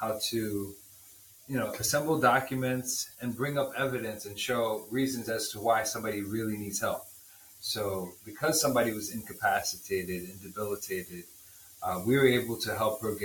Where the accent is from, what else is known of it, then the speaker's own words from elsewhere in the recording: New York City, New York, United States; also born or lived in Bronx, New York; I'm originally from New York, born and raised in Harlem. My family's from Haiti